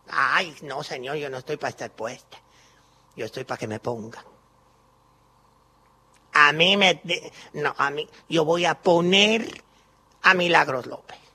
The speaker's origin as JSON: {"language": "Spanish", "country": "Cuba", "lives_now": "Argentina", "said": "Soy cubana y estoy aquí en Maipú 555."}